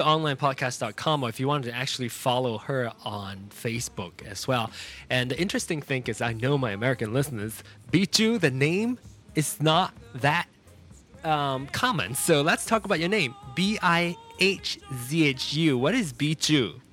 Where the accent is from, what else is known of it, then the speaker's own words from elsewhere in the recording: Penang, Malaysia; Penang, my hometown